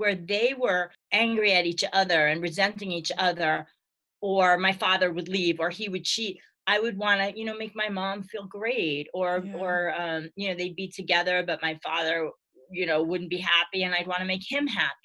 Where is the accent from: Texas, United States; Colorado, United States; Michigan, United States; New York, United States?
New York, United States; New York City; I grew up in Brooklyn with a Jewish wannabe Italian father